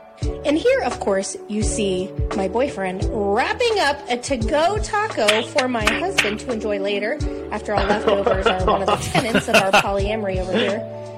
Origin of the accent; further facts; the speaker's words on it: Midwest, United States; a girl born and raised in the Midwest